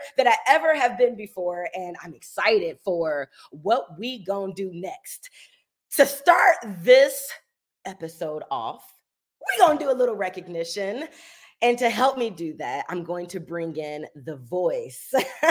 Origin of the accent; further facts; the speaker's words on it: Indianapolis, Indiana, United States; I'm from Indianapolis, Indiana